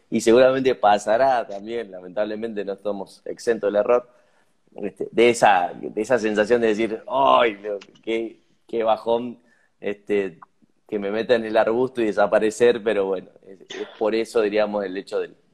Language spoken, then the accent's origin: Spanish; Argentina; lo que representa para nosotros como pueblo argentino